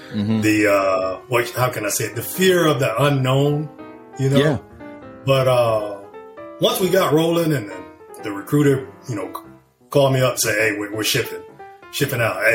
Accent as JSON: {"language": "English", "region": "the South", "country": "United States", "tie": "born or raised there", "said": "we were just we just grew up in, in the South, you know, with Southern values"}